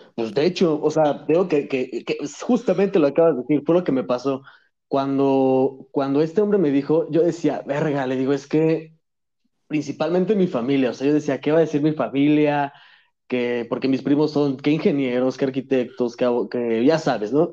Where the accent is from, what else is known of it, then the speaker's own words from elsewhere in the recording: Mexico; also born or lived in Madrid, Spain; now in Puebla, Mexico; nací en Madrid, pero me vine a México a los 10 años, ya, ya soy mexicano ya